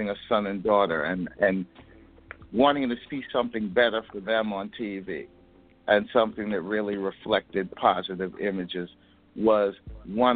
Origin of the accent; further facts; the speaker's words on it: New York City, New York, United States; I'm from New York, from Brooklyn